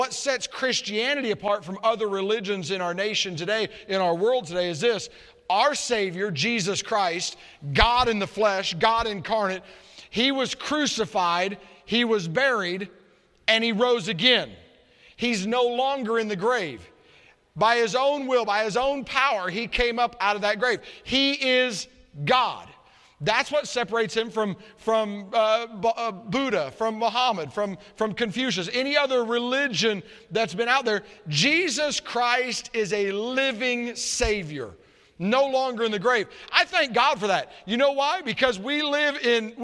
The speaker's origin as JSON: {"language": "English", "town": "Murfreesboro", "region": "Tennessee", "country": "United States", "said": "I'm from Murfreesboro, Tennessee, Nashville area."}